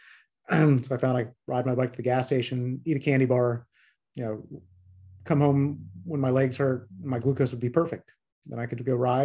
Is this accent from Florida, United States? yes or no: yes; Tallahassee, Florida, United States; I grew up in Tallahassee, Florida